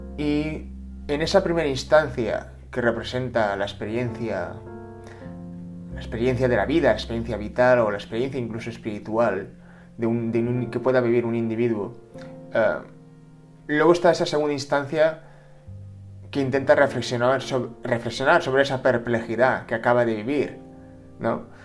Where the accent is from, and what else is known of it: Spain